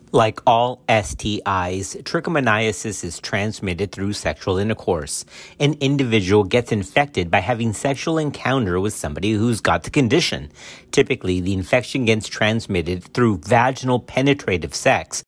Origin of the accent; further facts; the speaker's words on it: Texas, United States; Texas, which is my home state